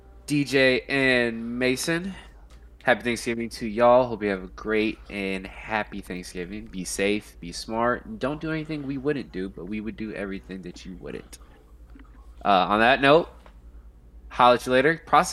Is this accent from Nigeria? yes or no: yes; Nigeria; But I love it. I'm Nigerian, though.